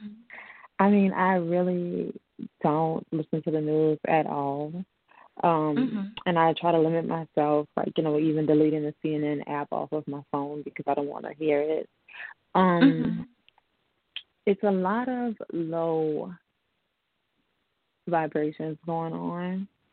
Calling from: New Orleans, Louisiana, United States; I'm calling from New Orleans.

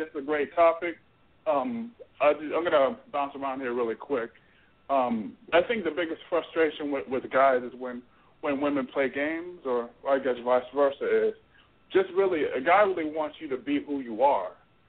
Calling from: Florida, United States; Yo, I'm calling from Florida.

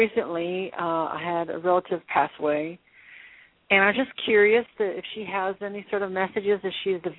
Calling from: Louisiana, United States; I'm calling from Louisiana.

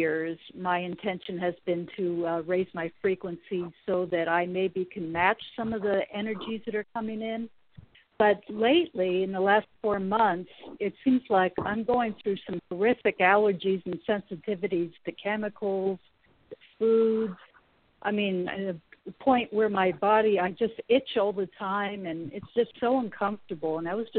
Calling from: California, United States; from California.

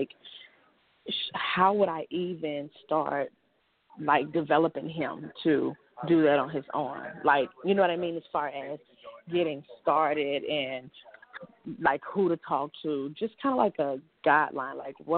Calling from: Lakeland, Florida, United States; I'm calling from Lakeland, Florida.

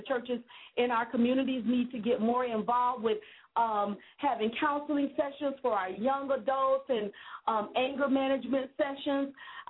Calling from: West Palm Beach, Florida, United States; I'm calling from West Palm Beach, Florida, and I work with a lot of young middle school students

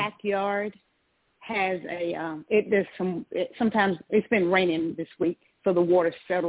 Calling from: Georgia, United States; I'm calling from Georgia.

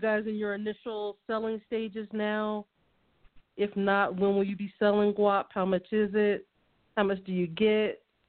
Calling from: New Mexico, United States; I'm calling in from New Mexico, the land of enchantment

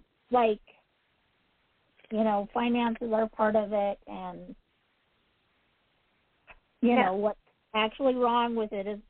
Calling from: Utah, United States; I'm calling from Utah.

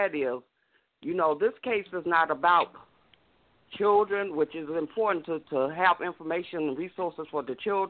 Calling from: Illinois, United States; I'm calling from Illinois.

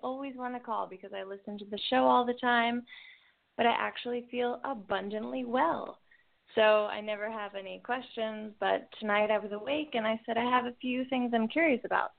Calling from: Spain; I'm calling from Spain.

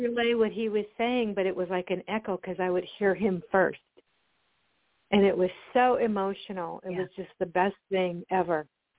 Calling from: Oregon, United States; I'm calling from Oregon.

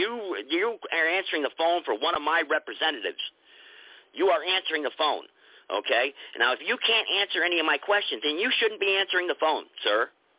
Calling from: United States; I'm calling from the United States. That's irrelevant. I'm a United States American citizen.

